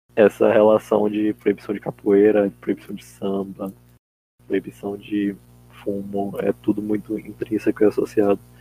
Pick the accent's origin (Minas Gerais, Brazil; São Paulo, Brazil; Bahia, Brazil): Bahia, Brazil; Salvador; eu nunca saí muito de Salvador